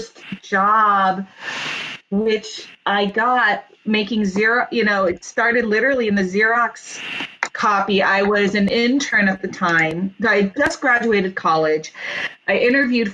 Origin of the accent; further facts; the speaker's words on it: Orange County, Southern California, United States; also born or lived in New York; I did actually most of my growing up in Southern California in Orange County.